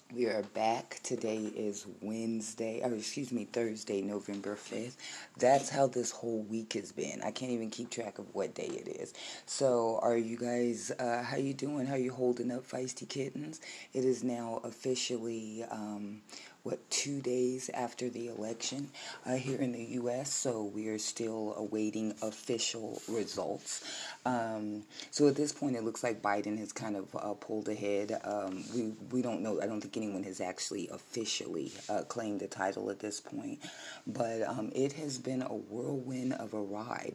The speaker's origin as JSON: {"language": "English", "country": "United States", "tie": "born or raised there", "said": "I am a 50 year old black American woman who was born a United States citizen on United States soil, and I am an American"}